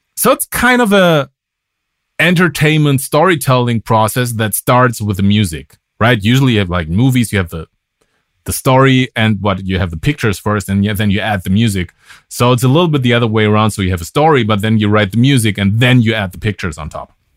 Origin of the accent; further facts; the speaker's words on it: Germany; English is a second language; moved away as an adult; also born or lived in Berlin / United States; I'm from Germany